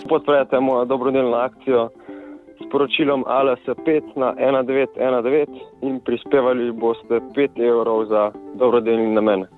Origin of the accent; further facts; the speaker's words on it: Slovenia; sem kar srečen, da sem iz Slovenije